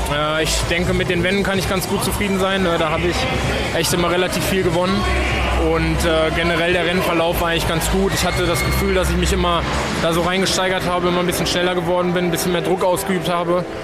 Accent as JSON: {"language": "German", "town": "Hanover", "region": "Lower Saxony", "country": "Germany", "said": "Ich komme aus, äh, aus der Ecke von Hannover, bin, wohne jetzt"}